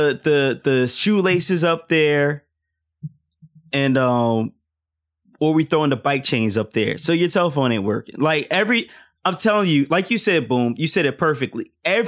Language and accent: English; Philadelphia, Pennsylvania, United States; I grew up in Philly